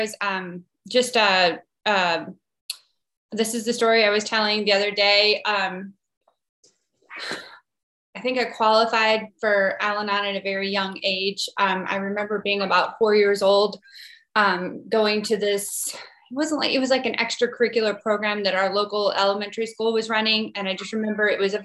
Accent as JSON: {"language": "English", "region": "Midwest", "country": "United States", "tie": "born or raised there", "said": "I'm from the Midwest, kind of stereotypical Midwestern upbringing"}